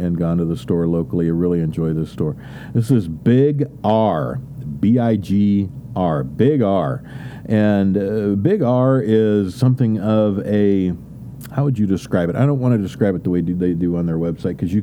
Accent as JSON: {"language": "English", "town": "Independence", "region": "Missouri", "country": "United States", "tie": "born or raised there", "said": "I grew up in the Kansas City area in Independence"}